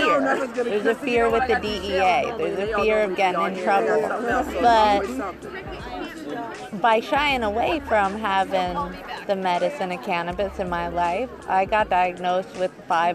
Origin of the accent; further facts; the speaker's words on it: Florida, United States; Yeah, I was raised in the Ethiopian Zion Coptic.